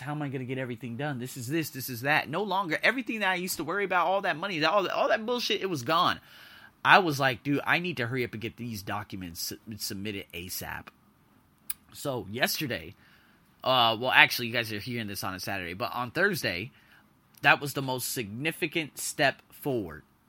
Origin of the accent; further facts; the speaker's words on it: United States; moved away; I'm an American, I'm an American, I'm an American, I'm an American.